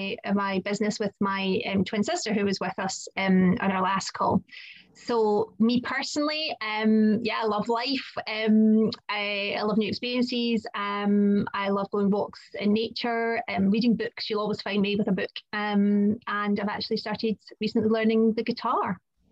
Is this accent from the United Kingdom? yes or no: yes; Scotland, United Kingdom; accent: Scottish; I live in Scotland, so you might have picked up from my accent.